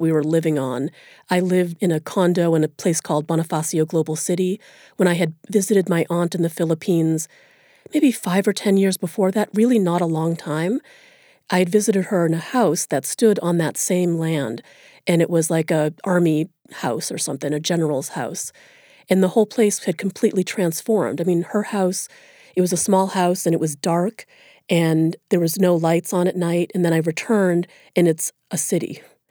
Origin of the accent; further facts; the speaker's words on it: United States; As soon as I opened my mouth, I was read as an American, which of course I am, and that meant something good.